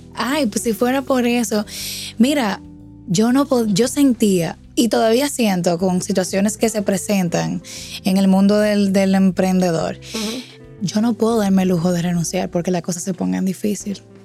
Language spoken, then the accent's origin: Spanish; San Francisco de Macorís, Duarte, Dominican Republic; moved away as an adult; now in Santo Domingo, Dominican Republic; soy de San Francisco de Macorís, tierra de gigantes y tierra del cacao.